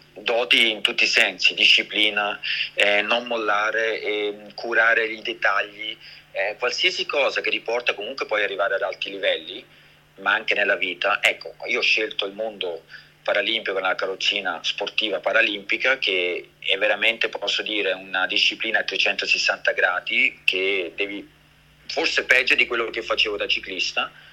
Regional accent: Switzerland; io sono nato e cresciuto in Svizzera, ma sono di origini italiane

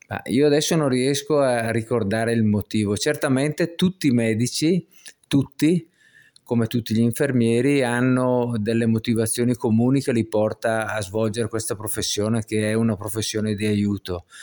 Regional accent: Brescia, Lombardy, Italy; Sì, sì, sono di Brescia.

